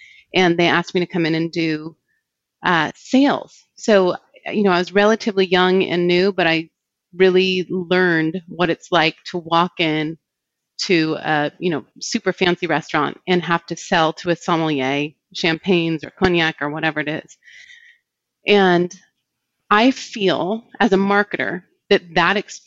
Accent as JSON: {"language": "English", "region": "Northern California", "country": "United States", "tie": "born or raised there", "said": "I grew up in Northern California"}